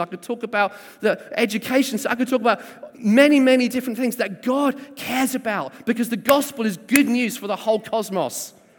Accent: South Coast, South East England, United Kingdom; also born or lived in Sheffield; I was born in Sheffield and then kind of raised on the South Coast.

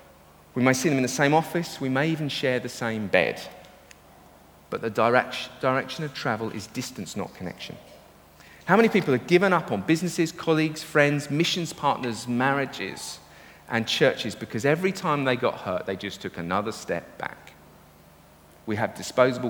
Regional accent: United Kingdom; We're British

